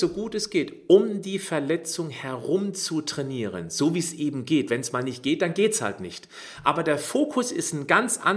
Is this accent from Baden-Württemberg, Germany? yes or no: yes; Freiburg, Baden-Württemberg, Germany; Gott sei Dank hier in Freiburg, in, meinem, in meiner Heimatstadt.